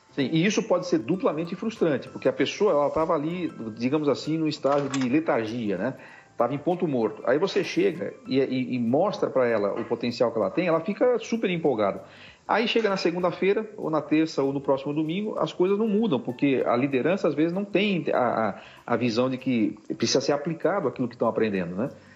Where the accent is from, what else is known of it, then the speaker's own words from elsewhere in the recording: Tupi Paulista, São Paulo, Brazil; also born or lived in Rio Claro / Ribeirão Preto; now in Piracicaba, Brazil; eu fui criado no interior de São Paulo. Eu fui criado, eu fiquei um tempo em Tupi Paulista, lá perto da, da, do Mato Grosso.